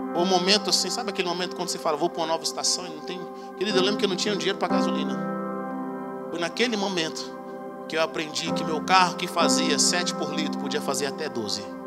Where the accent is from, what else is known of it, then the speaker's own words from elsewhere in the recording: Brazil; Eu sou do Brasil